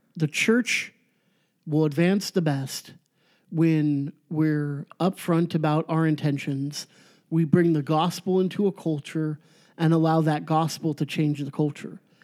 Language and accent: English; Orange County, California, United States; born or raised there; moved away as an adult; now in Chico, United States